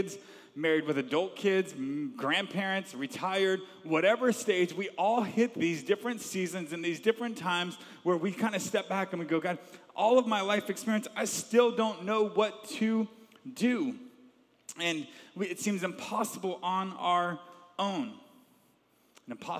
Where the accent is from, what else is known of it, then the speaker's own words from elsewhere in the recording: Georgia, United States; also born or lived in Long Island, New York; I was born in Long Island, New York, and we moved when I was a young age to Georgia